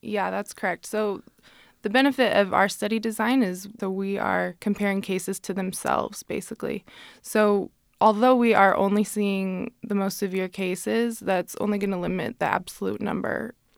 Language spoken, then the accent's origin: English; Salt Lake City, Utah, United States; I'm from Salt Lake City originally